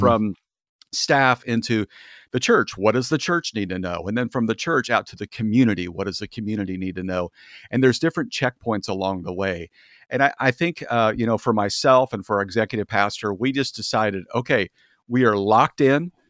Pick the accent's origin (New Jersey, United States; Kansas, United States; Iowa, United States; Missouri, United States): Kansas, United States; moved away as an adult; also born or lived in Kentucky; now in California, United States; I'm from Kansas and grew up there and, uh, worked in Kentucky for a few years